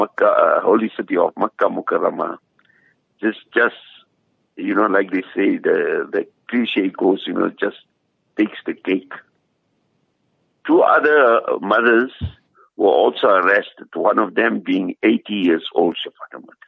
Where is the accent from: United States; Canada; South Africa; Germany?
South Africa; as South African Muslims